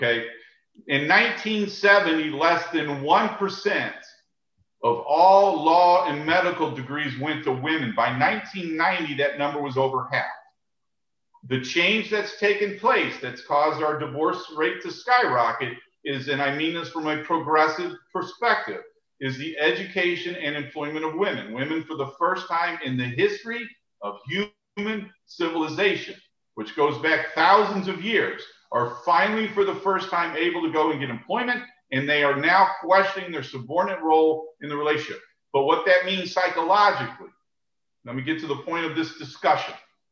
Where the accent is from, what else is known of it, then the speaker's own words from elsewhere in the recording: St. Louis, Missouri, United States; I grew up in St. Louis